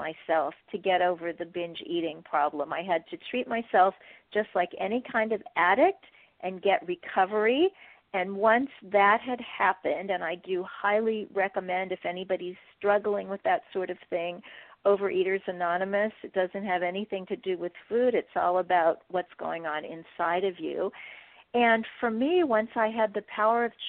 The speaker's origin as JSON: {"language": "English", "town": "Kansas City", "region": "Missouri", "country": "United States", "also_born_or_lived": "Wheaton, Illinois", "moved": "yes", "said": "I come from Kansas City, Missouri, a town that has a steak named for it."}